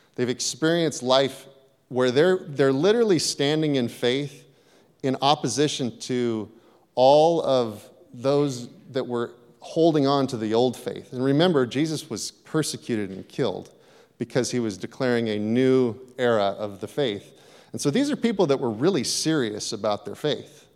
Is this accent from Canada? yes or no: no; Hayward, California, United States; I grew up in Hayward. I grew up in a tough part of Hayward